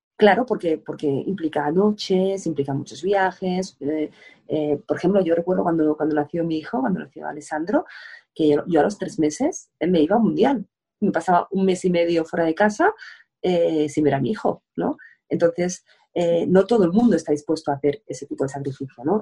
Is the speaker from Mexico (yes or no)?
no; Spain